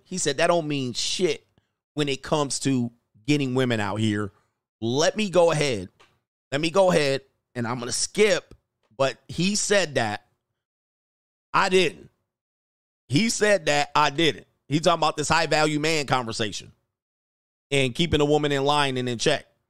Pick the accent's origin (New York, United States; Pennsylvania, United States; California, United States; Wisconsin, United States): California, United States; Los Angeles; I grew up in Los Angeles, Southern California, San Fernando Valley, nineteen nineties